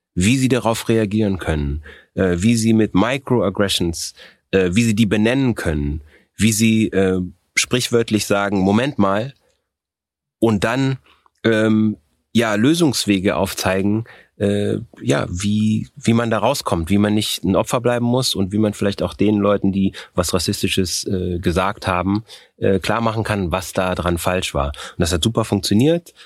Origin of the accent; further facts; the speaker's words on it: Germany; also born or lived in Austria; ich bin in Österreich geboren worden, ich bin mit sechs Jahren nach Deutschland gekommen, ich habe hier Abitur gemacht, ich habe einen, einen deutschen Pass